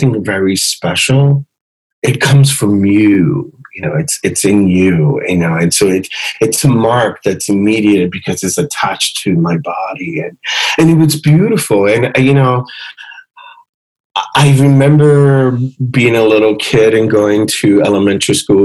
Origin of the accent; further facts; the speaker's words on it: Philadelphia, Pennsylvania, United States; my parents had moved from Puerto Rico to the States, and I was born in Philadelphia